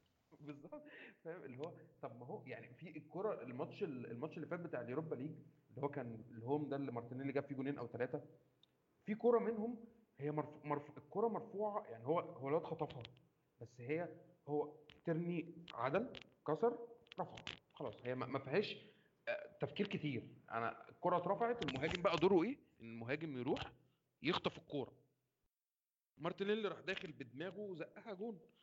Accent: Egypt; بما اني مصري

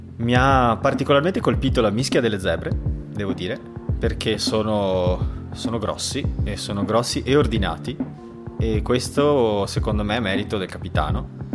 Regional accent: Treviso, Veneto, Italy; moved away as an adult; also born or lived in Barcelona; now in Vienna, Austria; siamo entrambi di Treviso, entrambi tifosi dei Leoni ed entrambi fuori dall'Italia

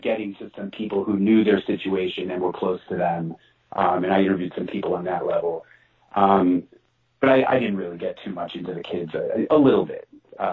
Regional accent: Denver, Colorado, United States; I'm from Denver

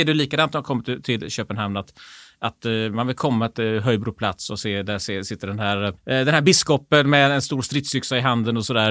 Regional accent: Gothenburg, Västra Götaland, Sweden; vi är göteborgare

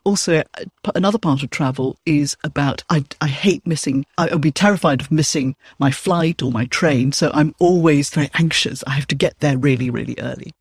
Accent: Malaysia; now in United Kingdom; I'm originally from Malaysia. I'm Chinese. Now I'm British

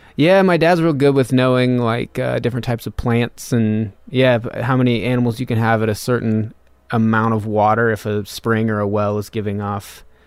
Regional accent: north of Reno, Nevada, United States; moved away; also born or lived in Austin; like fifteen miles north of Reno, Nevada

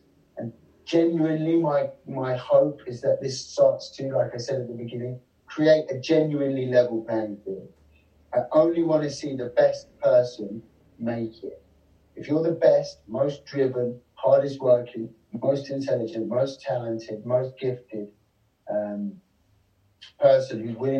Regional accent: Kent, South East England, United Kingdom; also born or lived in London; I was born in London, but I grew up in Kent

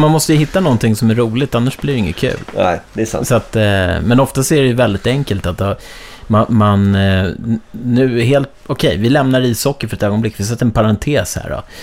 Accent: Bromma, Stockholm County, Sweden; för jag växte upp såhär i Bromma.

